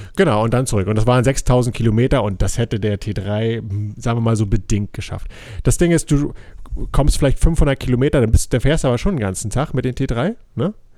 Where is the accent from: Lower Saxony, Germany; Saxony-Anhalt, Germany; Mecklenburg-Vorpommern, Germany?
Mecklenburg-Vorpommern, Germany; hier bei uns in Mecklenburg